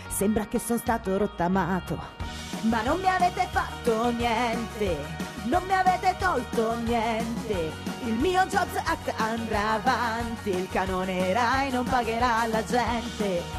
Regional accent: Basilicata, Italy; quando mi dicevano di dove sei, io dicevo, "Sono Lucana"

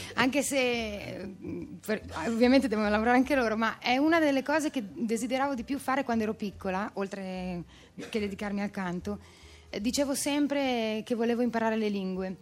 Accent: Emilia-Romagna, Italy; moved away as an adult; now in Milan, Italy; io sono romagnola ma vivo da 14 anni a Milano

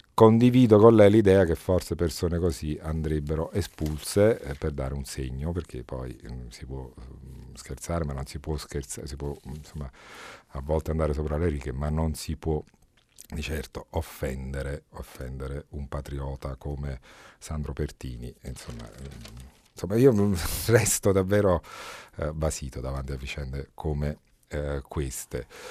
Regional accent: Camorra area, Campania, Italy; moved away; Vengo eletto in un contesto difficile, quello dal quale provengo io, è altamente probabile che uno o due consiglieri comunali vengano decisi dalla Camorra

